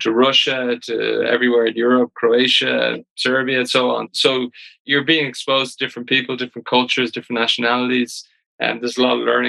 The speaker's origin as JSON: {"language": "English", "country": "Ireland", "said": "as all Irish people"}